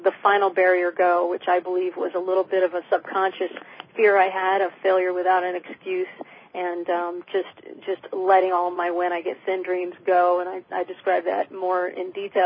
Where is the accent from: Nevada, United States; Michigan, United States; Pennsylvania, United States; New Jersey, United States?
Michigan, United States; moved away; also born or lived in New York City; where I grew up in Michigan